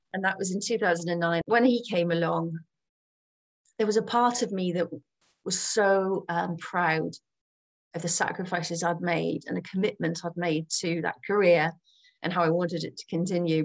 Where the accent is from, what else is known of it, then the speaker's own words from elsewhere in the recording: Gloucestershire, South West England, United Kingdom; moved away; also born or lived in Channel Islands; I'm from Gloucestershire